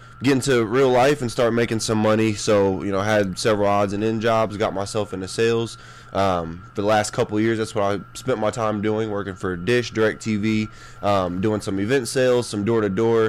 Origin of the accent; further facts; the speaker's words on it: Indianapolis, Indiana, United States; Born and raised here on the west side of Indianapolis. I grew up in Pike Township